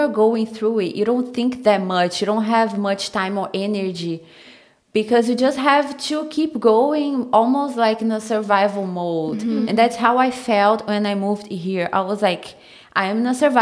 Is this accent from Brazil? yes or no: yes; Brazil; English is a second language; moved away as an adult; now in Los Angeles, United States; I am from Brazil, and I brought it here to the US around 4 years ago